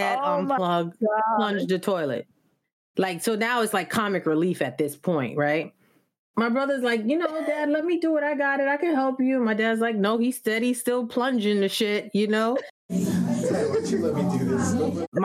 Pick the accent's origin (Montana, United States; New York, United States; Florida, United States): New York, United States; New York and Long Island, United States; now in Washington, D.C., United States; growing up in New York and Long Island, the family always got together